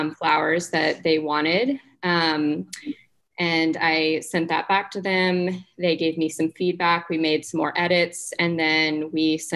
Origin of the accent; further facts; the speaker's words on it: Lawrence, Kansas, United States; moved away as an adult; now in Kansas City, United States; I am a graphic designer, illustrator, and muralist based out of Kansas City, but I grew up in Lawrence for most of my life, went to KU